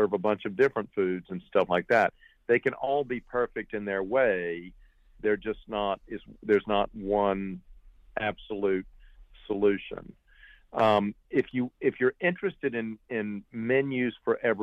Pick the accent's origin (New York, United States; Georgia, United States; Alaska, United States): Georgia, United States; also born or lived in France; I grew up there as much as I grew up in Georgia